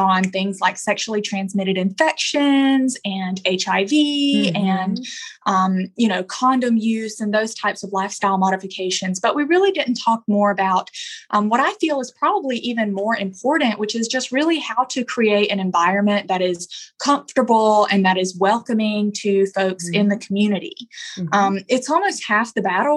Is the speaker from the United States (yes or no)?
yes; Alabama, United States; moved away as an adult; now in Los Angeles, United States; I'm originally from Alabama, as you can probably tell, but I've been out in LA for about 2.5 years now.